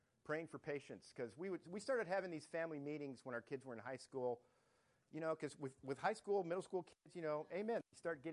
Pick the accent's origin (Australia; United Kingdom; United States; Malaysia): United States; Detroit, Michigan; moved away; I grew up in Detroit